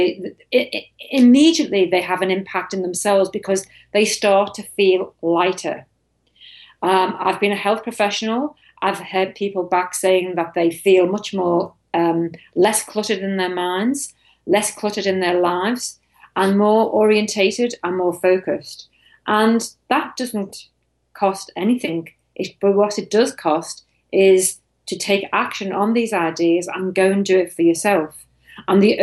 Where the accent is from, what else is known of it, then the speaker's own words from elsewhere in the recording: Liverpool, North West England, United Kingdom; moved away; also born or lived in United States / Europe / East Asia; I'm actually from Liverpool in the UK.